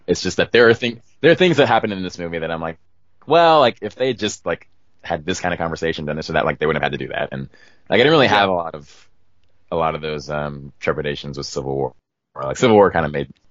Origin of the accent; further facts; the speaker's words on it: Oakland, California, United States; I am actually from Oakland